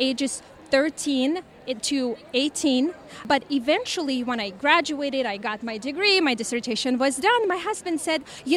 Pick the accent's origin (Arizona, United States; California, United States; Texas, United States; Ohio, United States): California, United States; I'm from California